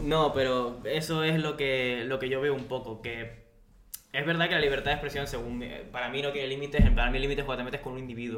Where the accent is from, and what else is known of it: Spain